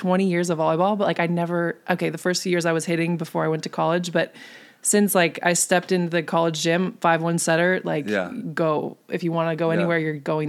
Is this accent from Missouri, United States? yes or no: no; Bonsall, California, United States; In North County, San Diego, a really small town called Bonzel